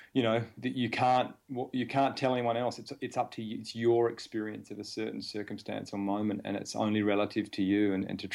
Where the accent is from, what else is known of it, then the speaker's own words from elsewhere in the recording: Adelaide, South Australia, Australia; I came from Adelaide, small town